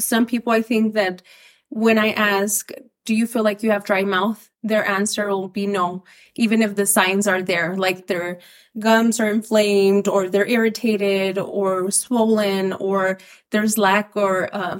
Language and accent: English; Las Cruces, New Mexico, United States; moved away as an adult; now in Albuquerque, United States; But I've been in Albuquerque since 2011. But I'm originally from Las Cruces, New Mexico, born and raised.